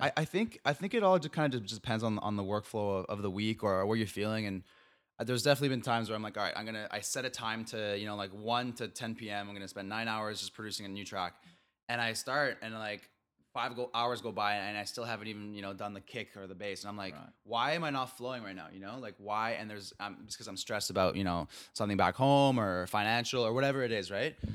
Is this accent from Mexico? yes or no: yes; Mexico; I'm from Mexico